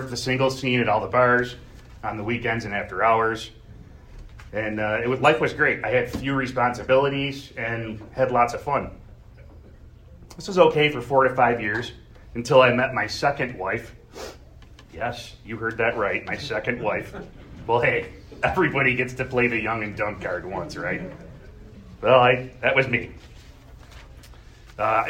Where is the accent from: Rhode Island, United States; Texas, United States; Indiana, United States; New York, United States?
New York, United States; Gates; I grew up in Gates, surfing the edge of poverty